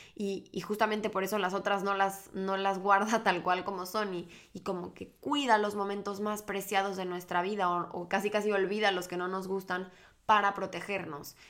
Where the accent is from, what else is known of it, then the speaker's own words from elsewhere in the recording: Mexico; moved away as an adult; now in Barcelona, Spain; yo vivo ahorita en Barcelona, pero soy mexicana y llevo dos años viviendo en esta preciosa ciudad